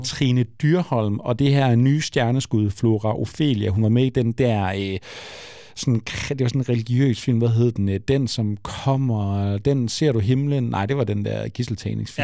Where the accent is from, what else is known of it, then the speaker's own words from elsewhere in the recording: Frederikshavn, North Denmark Region, Denmark; Jeg undskylder mange gange for at være fra Frederikshavn